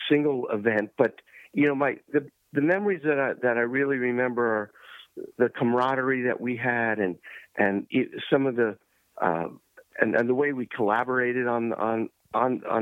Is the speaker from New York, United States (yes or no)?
yes; New York, United States; I, I grew up in New York